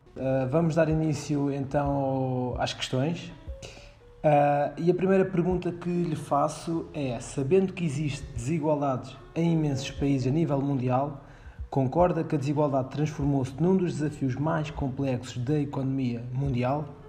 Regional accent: Portugal; nós que somos cá de Portugal

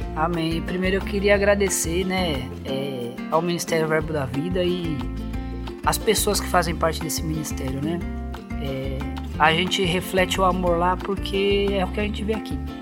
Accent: São Paulo, Brazil; moved away as an adult; also born or lived in Campina Grande; eu, como paulista

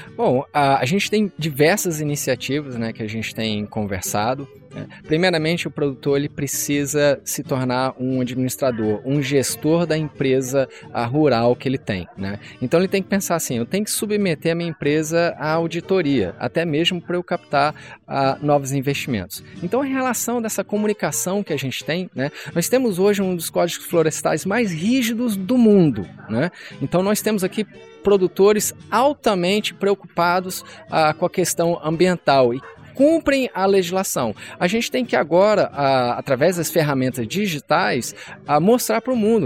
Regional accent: Rio de Janeiro, Brazil; also born or lived in Castelândia, Goiás / England; now in Rio Verde, Brazil; Eu sou natural do Rio de Janeiro, mas eu sempre passei a minha infância ah, na fazenda do meu avô

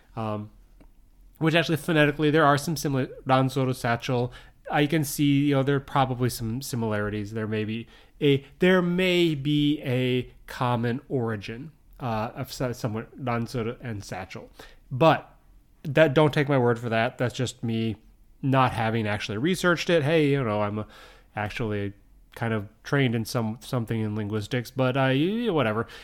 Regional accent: United States; moved away as an adult; now in Japan; I grew up in the U S. If you can't tell by my accent, obviously, I'm, I'm from the U S.

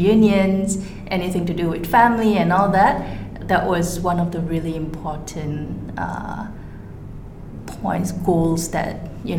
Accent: Malaysia; because I grew up in a mostly Chinese environment, and to me, that's Malaysian.

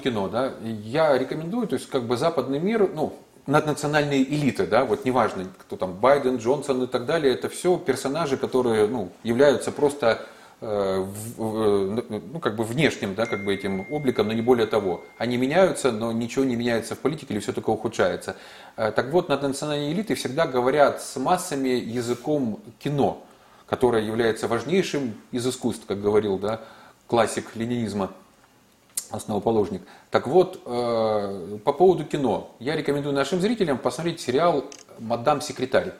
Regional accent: Zaporizhzhia, Zaporizhzhia Oblast, Ukraine; моего родного города

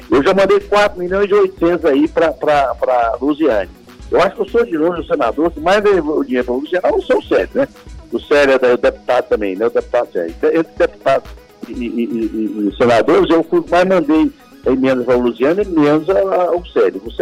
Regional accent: Palmeiras de Goiás, Goiás, Brazil; born there; Nasci em Palmeiras, não, em Palmeiras aqui, a 100 quilômetros de Goiânia.

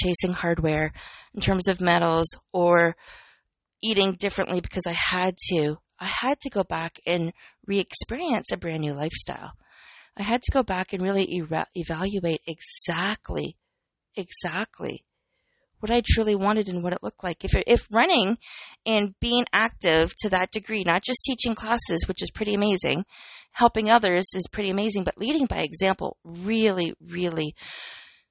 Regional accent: Canada; I'm Canadian

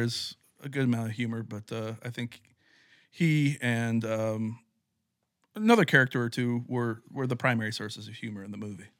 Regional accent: West Lafayette, Indiana, United States; growing up in West Lafayette, Indiana

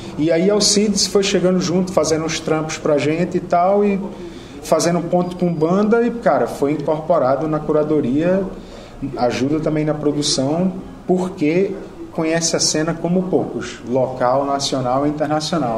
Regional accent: Brazil; Eu sou do Brasil

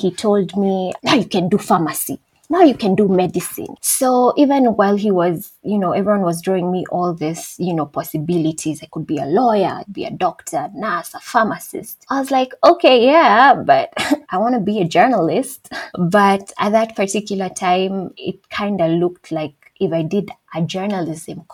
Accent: Thika, Kiambu County, Kenya; I am from Thika, Kenya. I wasn't born there, but I was raised there for the better part of my life.

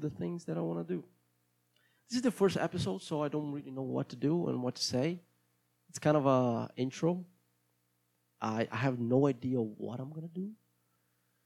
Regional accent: Brazil; accent: Brazilian; English is a second language; my accent is going to be Brazilian

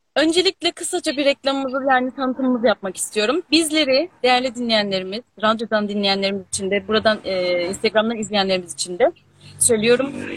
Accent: Alaşehir, Manisa, Turkey; moved away; also born or lived in Aydın; Alaşehirliyim bu arada. Manisa'nın Alaşehir ilçesindenim.

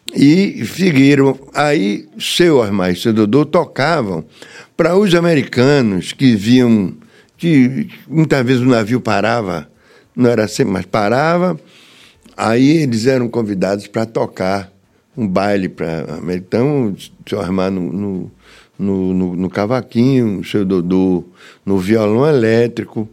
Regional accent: Salvador, Bahia, Brazil; eu nasci na Rua do Céu. Número 88, na Liberdade

